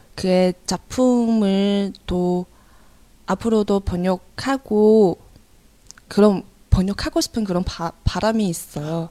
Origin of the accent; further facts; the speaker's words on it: China; Korean is a second language; moved away as an adult; now in South Korea; 저는 1월에 잠깐 중국에 돌아갔어요